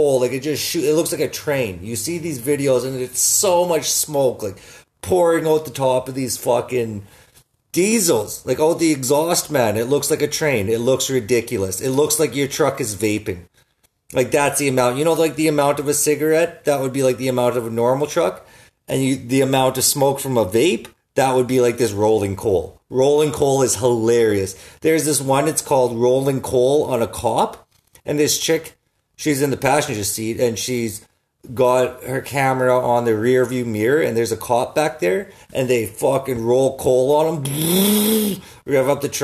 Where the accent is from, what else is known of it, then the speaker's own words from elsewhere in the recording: Saskatoon, Saskatchewan, Canada; I'm from Saskatoon, right? Everybody has jacked up trucks.